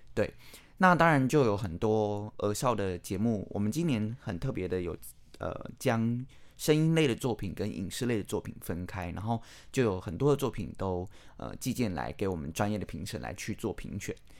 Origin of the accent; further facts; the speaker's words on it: Taiwan; 我觉得身为台湾人